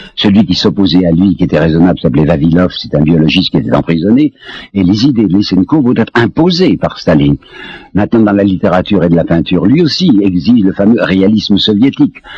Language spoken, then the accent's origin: French; France; je suis français